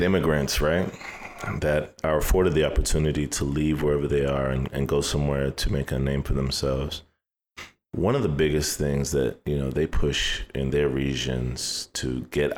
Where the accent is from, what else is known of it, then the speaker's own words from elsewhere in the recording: United States; I'm a first generation Nigerian. Like, I'm the first generation born in America